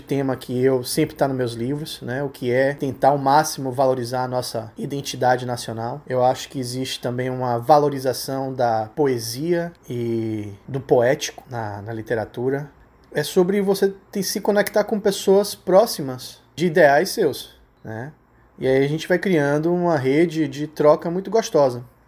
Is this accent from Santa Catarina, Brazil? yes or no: no; Salvador, Bahia, Brazil; eu sou de Salvador, aqui na Bahia, nordestino com muito orgulho